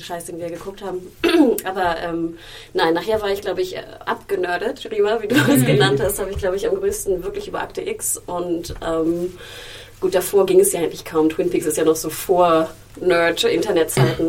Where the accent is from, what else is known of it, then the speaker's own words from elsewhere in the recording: Germany; Ich bin ich in Deutschland aufgewachsen